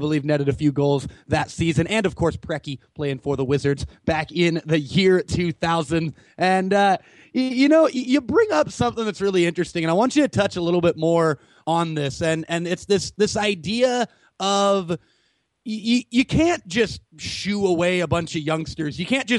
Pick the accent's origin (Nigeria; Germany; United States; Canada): Canada; This is a trying task for me as a Canadian to watch these guys.